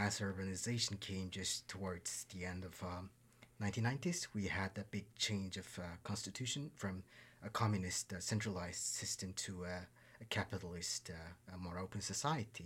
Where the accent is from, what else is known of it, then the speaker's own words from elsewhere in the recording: Ulaanbaatar, Mongolia; I'm from Ulaanbaatar, Mongolia